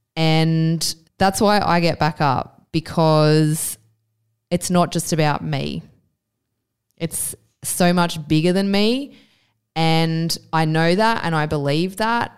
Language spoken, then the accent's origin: English; Australia; I always thought of myself as an Australian citizen